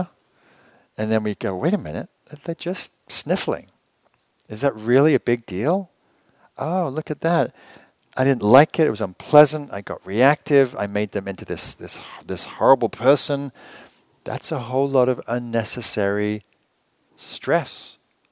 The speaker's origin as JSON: {"language": "English", "region": "England", "country": "United Kingdom", "moved": "yes", "said": "I'm from England"}